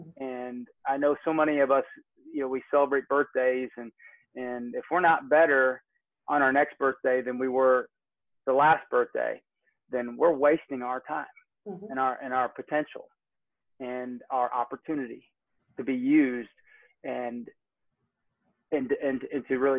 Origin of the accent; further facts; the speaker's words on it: Michigan City, Indiana, United States; born there; now in Georgia, United States; And sometimes it's like climbing a sand dune in Northwest Indiana. I was born in Michigan City.